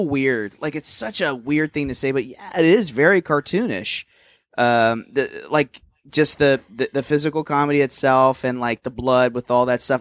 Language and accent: English; Plano, Texas, United States; moved away as an adult; also born or lived in New York; My hometown was famous for heroin at one point.